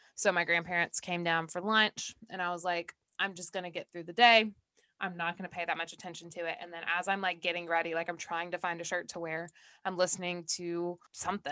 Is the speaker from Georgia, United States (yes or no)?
yes; Georgia, United States; that's my home state